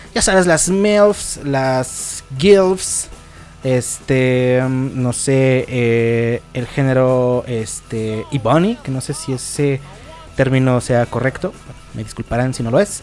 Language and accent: Spanish; Mexico; todos aquí somos mexicanos